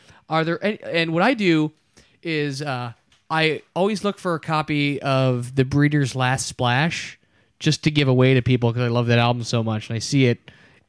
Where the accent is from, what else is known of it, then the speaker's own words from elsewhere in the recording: Michigan, United States; moved away; And I am from Michigan originally.